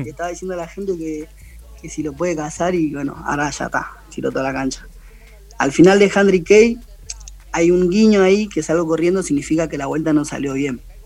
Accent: Buenos Aires, Argentina; yo soy de la Villa 31

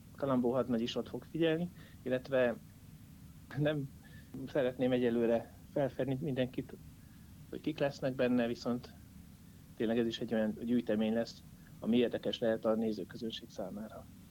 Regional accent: Jászberény, Jász-Nagykun-Szolnok, Hungary; moved away; also born or lived in Szeged; Jászberénybe ezért is jöttem vissza egyrészt, mert a szülővárosom

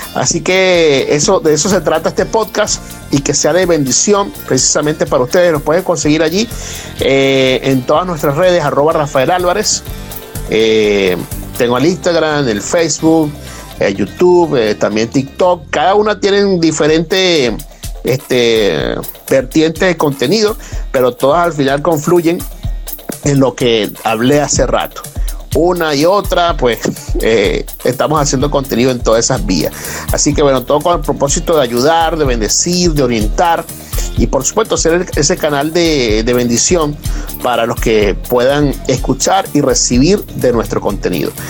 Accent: Venezuela; moved away; nosotros como venezolanos que hemos estado eh, prácticamente en, todas las partes del mundo

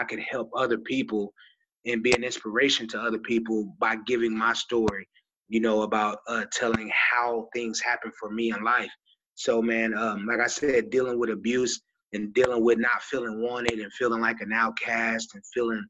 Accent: Texas, United States; also born or lived in Kokomo, Indiana; I grew up in Texas

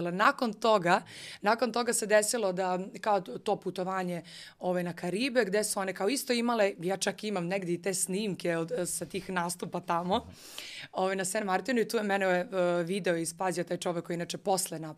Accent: Niš, Nišava District, Serbia; moved away; ja sam živala u Nišu, pošto sam rodom iz Niša

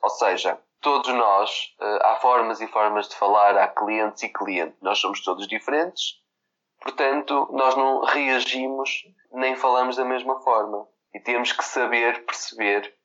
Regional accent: Vila Nova de Gaia, Norte, Portugal; eu sou de Gaia

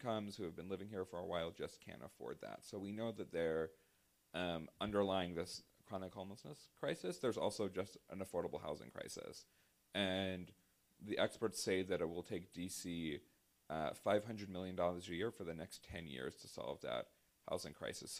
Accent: Virginia, United States; now in Washington, D.C., United States; my home state of Virginia

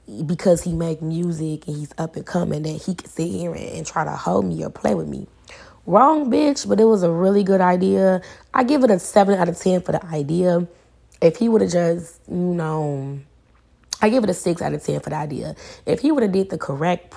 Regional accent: Chicago, Illinois, United States; I'm from Chicago.

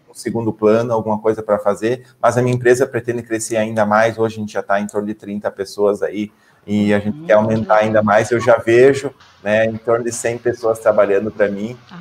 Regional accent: Ibirubá, Rio Grande do Sul, Brazil; eu fui criado pelos meus pais aqui no interior do Rio Grande do Sul, na cidade de Birubá

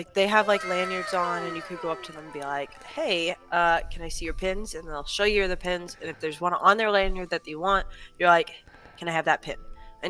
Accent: Arkansas, United States; now in Florida, United States; I grew up in Arkansas

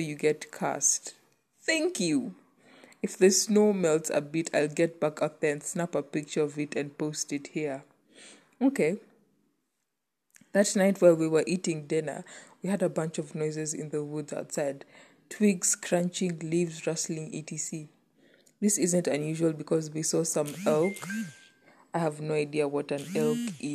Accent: Kenya; as a Kenyan and as an African

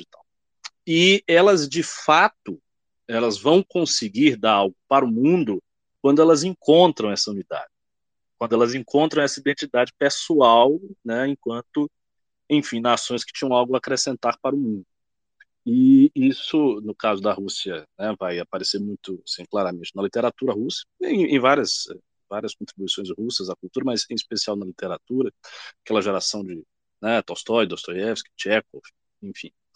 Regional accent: Brazil

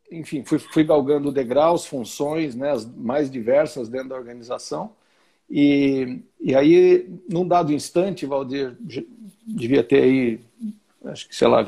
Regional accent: Santo André, São Paulo, Brazil; Na região do ABC Paulista, sou de Santo André. Tenho 58 anos.

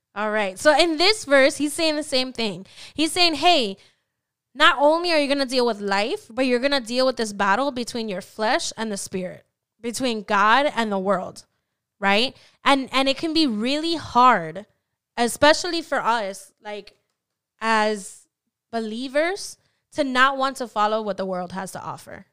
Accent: Orlando, Florida, United States; At least where I was raised, I was raised in Orlando

